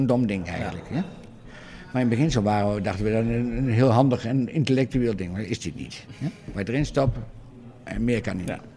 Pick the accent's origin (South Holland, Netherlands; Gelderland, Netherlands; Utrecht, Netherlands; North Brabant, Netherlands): Gelderland, Netherlands; Doetinchem; ik kwam wel van oorsprong uit Doetinchem